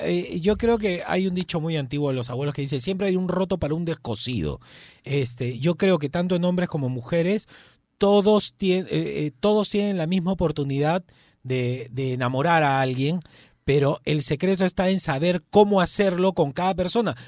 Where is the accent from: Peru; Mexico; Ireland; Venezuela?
Peru; como peruanos